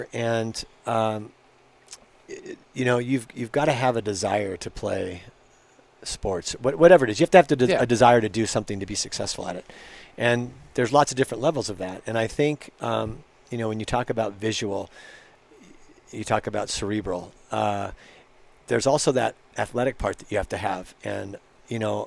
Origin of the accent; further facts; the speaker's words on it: Los Angeles, California, United States; also born or lived in Mar Vista; That's where I grew up and went to St. Mark's